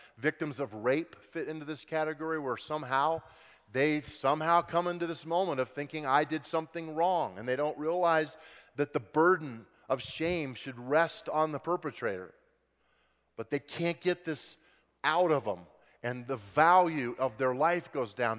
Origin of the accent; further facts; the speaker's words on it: Grand Junction, Colorado, United States; I grew up in Western Colorado in Grand Junction and loved it, had a great childhood